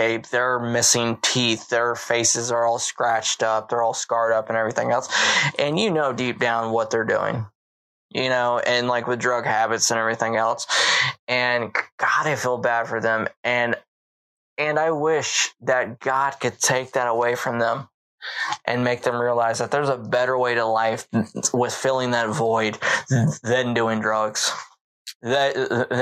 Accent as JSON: {"language": "English", "town": "Baltimore", "region": "Maryland", "country": "United States", "tie": "born or raised there", "also_born_or_lived": "the South (US)", "moved": "yes", "said": "I grew up in Baltimore, Maryland."}